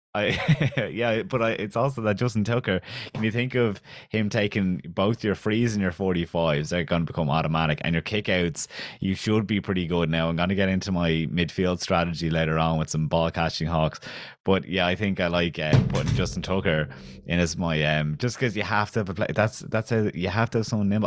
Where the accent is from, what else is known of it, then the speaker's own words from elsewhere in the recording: County Kildare, Ireland; Selwyn, where I'm from, is too Kildare for Dublin and too Dublin for Kildare. The accent is like, I'm from Kildare